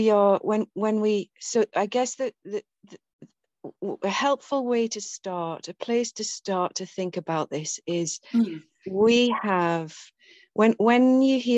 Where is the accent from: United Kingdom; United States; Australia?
United Kingdom; England; I'm from England, I'm from the UK, so this land, my lineage, goes all the way back through